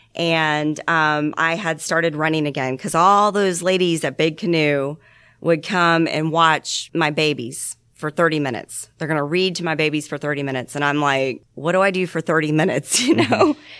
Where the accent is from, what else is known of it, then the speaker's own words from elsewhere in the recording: Georgia, United States; also born or lived in Columbus, Ohio / Stone Mountain, Georgia / Lawrenceville, Georgia; I was born in Atlanta, Georgia, and I grew up in Stone Mountain. And then um, in second grade, we moved up to Columbus, Ohio. I lived there until sixth grade and I moved back down to Lawrenceville, Georgia.